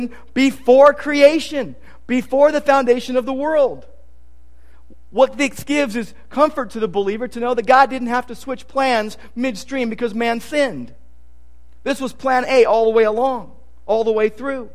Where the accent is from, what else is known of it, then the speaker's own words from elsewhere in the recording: Downey, California, United States; When I was a little kid, when we grew up in Downey, my room was overlooking the garage